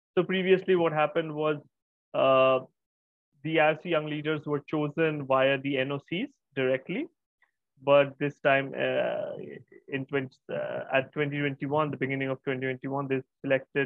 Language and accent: English; Kolkata, West Bengal, India; I'm from Kolkata in India.